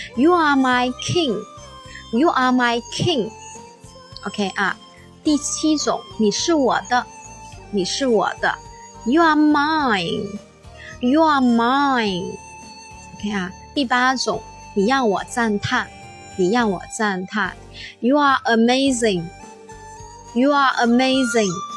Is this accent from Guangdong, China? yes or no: yes; Guangzhou, Guangdong, China; accent: Cantonese-tinged Mandarin; 老师呢是广东人，啊，我是广州人，所以呢，可能呢我说话的时候呢，呃，就是说会带一点粤语的那种感觉